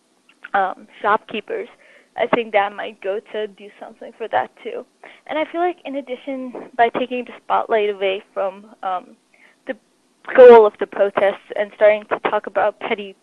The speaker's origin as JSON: {"language": "English", "country": "United States", "said": "as Asian Americans"}